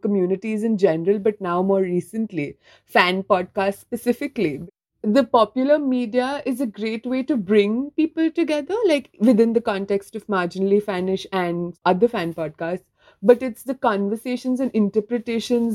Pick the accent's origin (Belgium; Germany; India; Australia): India; moved away as an adult; now in United Kingdom; I'm from India, currently living in the UK